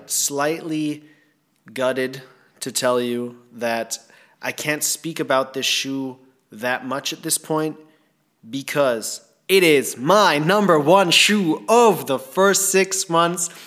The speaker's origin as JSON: {"language": "English", "country": "Thailand", "tie": "born or raised there", "said": "growing up in Thailand"}